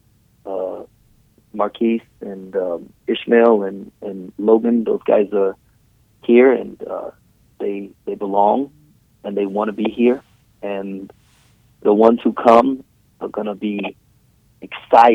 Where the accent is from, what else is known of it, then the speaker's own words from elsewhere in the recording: Trinidad & Tobago; I was born in Trinidad